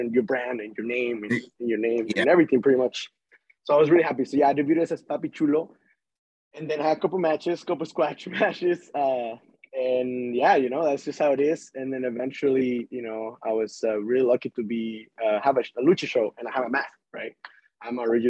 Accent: Tampico, Tamaulipas, Mexico; now in Las Vegas, United States; I'm original from Tampico, Tamaulipas, Mexico. I started my career back there.

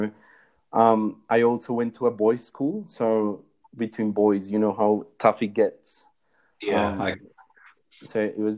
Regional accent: Bogota, Colombia; So when anyone asks where I'm from, I just say that I'm from Bogota. Yeah, so I had a really pretty normal upbringing here in Colombia.

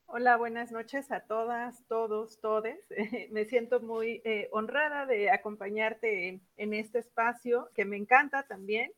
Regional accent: Mexico; Nosotros, México, somos de los países que más somos un país expulsor de migrantes

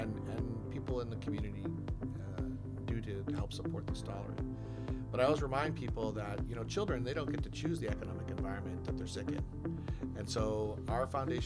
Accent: Edmonton, Alberta, Canada; also born or lived in Calgary; I was born in Calgary and raised in Edmonton.

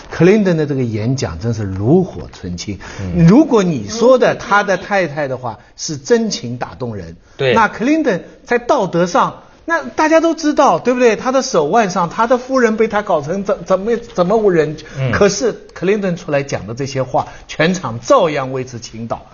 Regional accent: China; 作为中国人

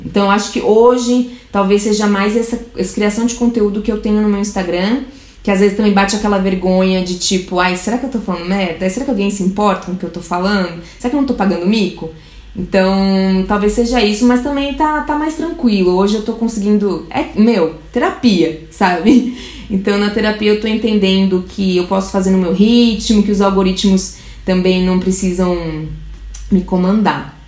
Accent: Brazil; eu sou do Brasil, faço isso

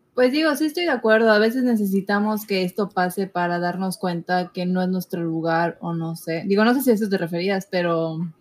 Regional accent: Mexico; todos somos morenos, somos mexicanos

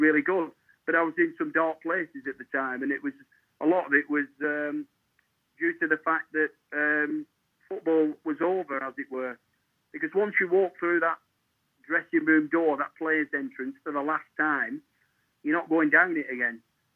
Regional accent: Burnley, North West England, United Kingdom; accent: Burnley; scoring goals for my hometown club, I got 81 for Burnley in total

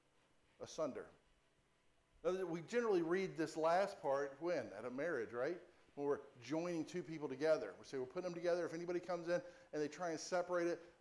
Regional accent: Florida, United States; I grew up here in Florida.

